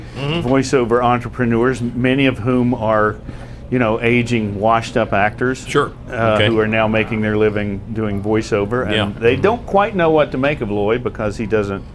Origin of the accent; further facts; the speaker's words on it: Sylva, North Carolina, United States; moved away; also born or lived in New York; my hometown, in Silva, North Carolina.